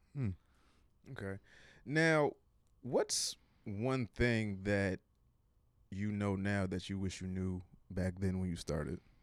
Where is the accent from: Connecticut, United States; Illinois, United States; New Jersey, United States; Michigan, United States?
Connecticut, United States; I'm from Connecticut